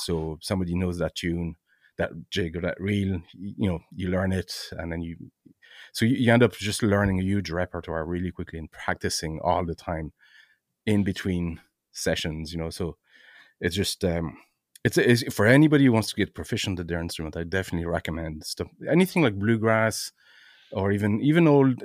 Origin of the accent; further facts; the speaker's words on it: Brittany, France; now in Ireland; I'm originally from France, um, uh, in hmm. Brittany, in France.